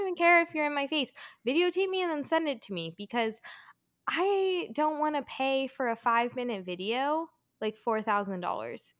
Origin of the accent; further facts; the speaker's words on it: California, United States; moved away; also born or lived in Colorado; I'm from California